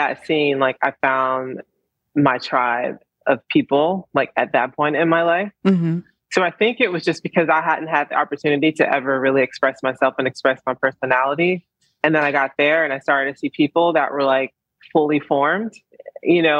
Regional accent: Columbus, Georgia, United States; I was born in Columbus, Georgia.

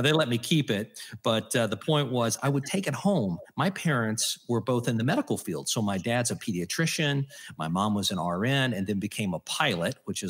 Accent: Hannibal, Missouri, United States; I grew up in Hannibal, Missouri.

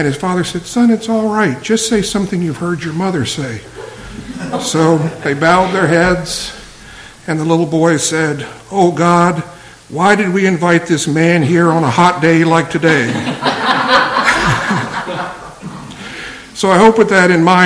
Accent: Virginia, United States; moved away as an adult; also born or lived in Boston; I'm originally from Virginia, spent most of my life in the South

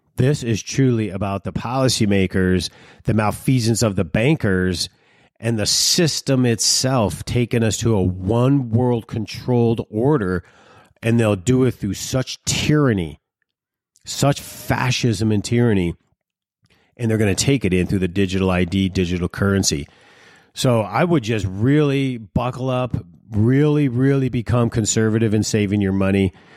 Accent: Detroit, Michigan, United States; When I was growing up in Detroit, we had a certain lifestyle

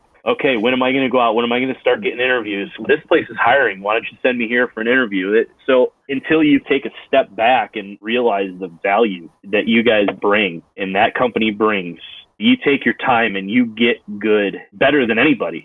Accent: upstate New York, United States; I grew up in upstate New York where I'm living right now

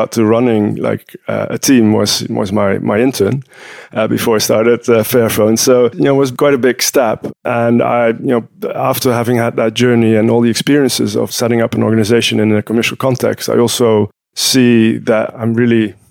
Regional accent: Utrecht, Netherlands; I'm in Utrecht, which is my hometown. I live here.

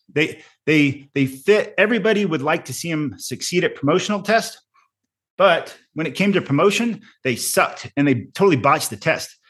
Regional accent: Arizona, United States; also born or lived in Colorado; eventually ended up coming back home to Arizona 'cause I have a lot of family and friends still here

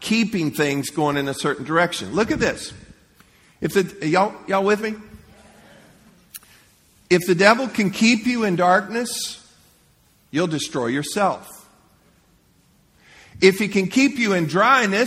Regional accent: Leesburg, United States; moved away; I grew up in Leesburg. I'd never been anywhere in life, really anywhere

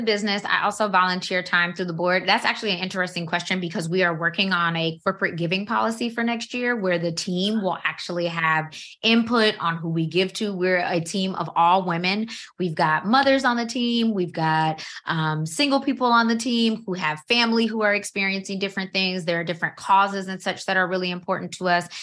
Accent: Georgia, United States; now in Maryland, United States; I'm from Georgia

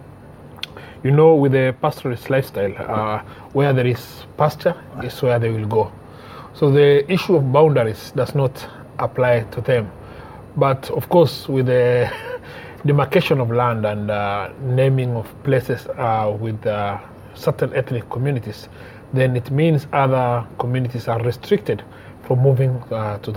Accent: Maralal, Samburu County, Kenya; I'm from Maralal, born and brought up in Maralal.

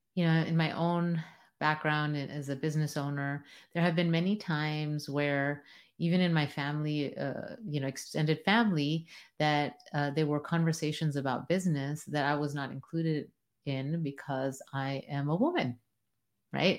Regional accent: United States; as a first generation Am, American

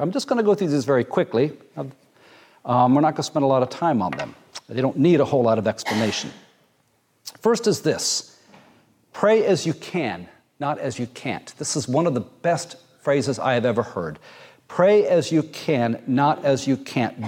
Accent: Jamaica; moved away; also born or lived in Muncie, Indiana; growing up in Jamaica, part of our swimming lessons were you wander down to the ocean

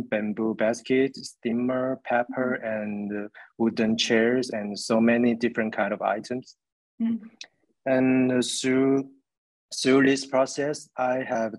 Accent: Taiwan; I'm an artist from Taiwan who runs my own art studio

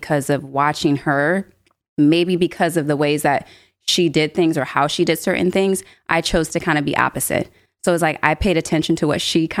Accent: Rochester, Michigan, United States; also born or lived in Pontiac, Michigan; Rochester, where I initially kind of grew up and was raised

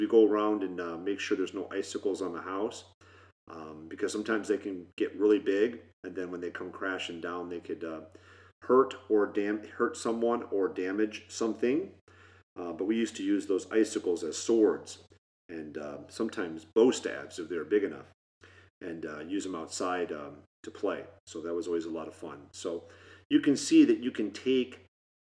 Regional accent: Michigan, United States; We grew up in Michigan

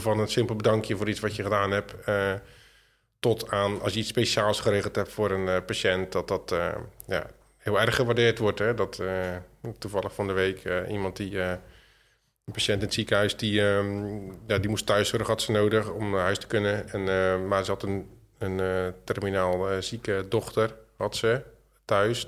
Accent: Zwijndrecht, South Holland, Netherlands; ik kom uit Zwijndrecht

